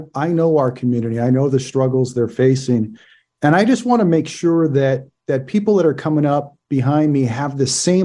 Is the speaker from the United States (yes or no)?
yes; Oakland, California, United States; I was born and raised in East Oakland. My roots run deep. I grew up in the Fruitvale neighborhood.